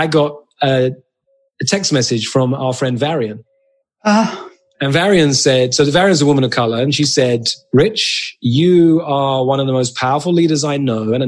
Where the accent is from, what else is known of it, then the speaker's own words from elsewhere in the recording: England, United Kingdom; moved away as an adult; now in United States; So I'm British. I'm white. I'm Jewish. Grew up in England. I'm a citizen of the United States these days. I've been here about 14 years.